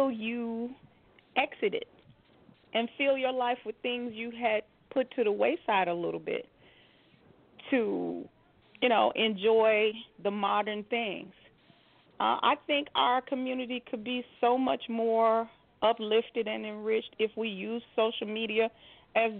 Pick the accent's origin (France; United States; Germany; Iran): United States; Chicago, Illinois; moved away; I'm from Chicago